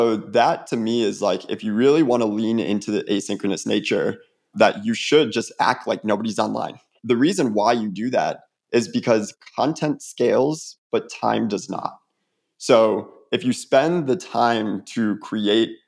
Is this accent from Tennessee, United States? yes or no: no; Illinois, United States; now in Atlanta, United States; growing up in Illinois